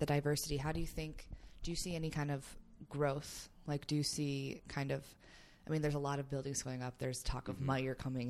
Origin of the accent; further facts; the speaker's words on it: the east side of Michigan, United States; now in Grand Rapids, United States; I'm from the East Side originally, I came here